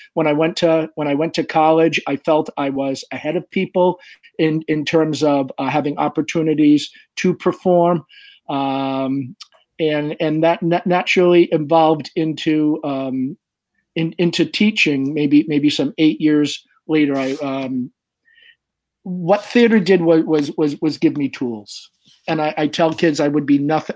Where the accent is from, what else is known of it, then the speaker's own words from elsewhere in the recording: Swansea, Massachusetts, United States; I'm from Swansea, Massachusetts